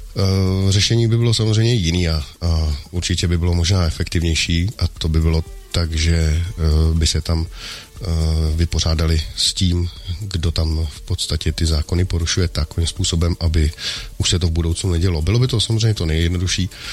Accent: Bohemia, Czechia; u nás v Čechách

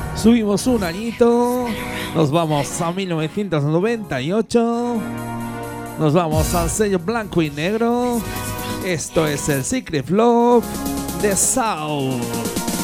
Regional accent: Gelsa, Aragon, Spain; en mi pueblo, en Gelsa, en la provincia de Zaragoza

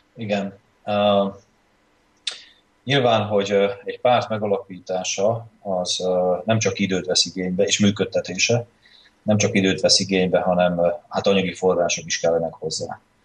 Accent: Felvidék, Slovakia; magyarként is, felvidéki magyar párt vezetőként is

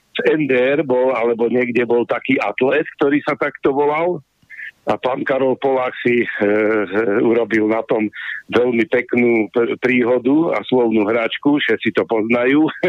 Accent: Slovakia; sme my Slováci

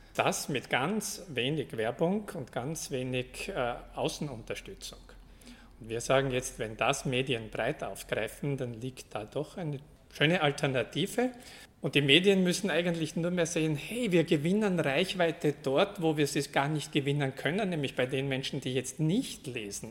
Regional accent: Austria; accent: Austrian; ich komme aus Österreich, wie man an meiner Sprache wahrscheinlich hört

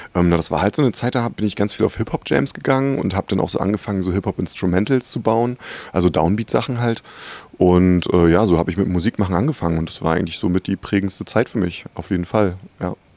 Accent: Rostock, Mecklenburg-Vorpommern, Germany; moved away; Ich, ich komme ja ursprünglich aus Rostock

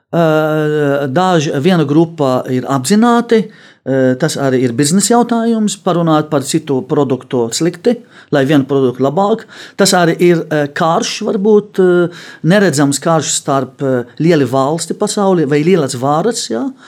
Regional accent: Lebanon; Latvian is a second language; moved away as an adult; now in Latvia; Es Libānā dzīvoju tikai 18 gadi

